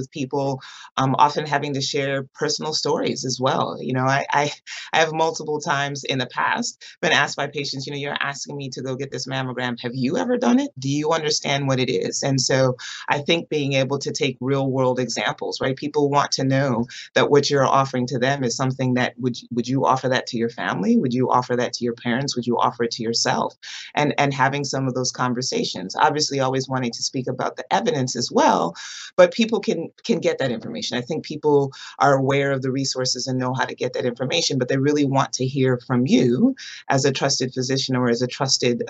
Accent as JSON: {"language": "English", "region": "Michigan", "country": "United States", "tie": "born or raised there", "moved": "as an adult", "lives_now": "Baltimore, United States", "said": "I grew up in Michigan and came out here for residency training"}